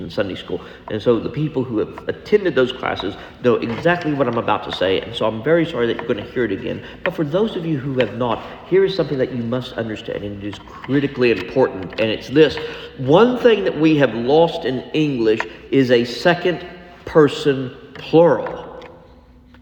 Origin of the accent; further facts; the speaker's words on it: Texas, United States; because we're from Texas, y'all, or all y'all